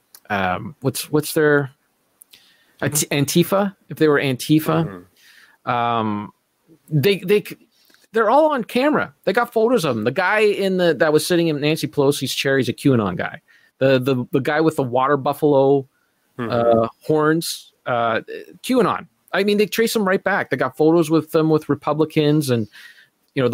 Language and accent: English; Canada; as a Canadian, and as an ignorant Canadian